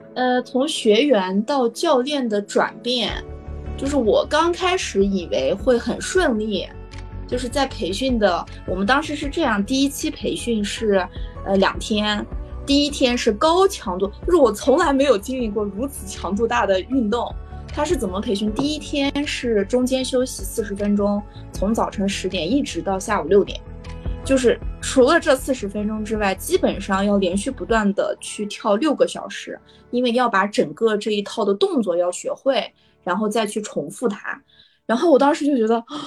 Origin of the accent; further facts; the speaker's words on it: Dushanzi, Xinjiang, China; 我来自新疆独生子